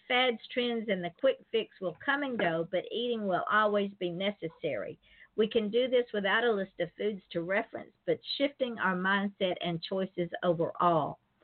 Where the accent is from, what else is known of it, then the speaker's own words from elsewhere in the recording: Atlanta, Georgia, United States; Atlanta, my hometown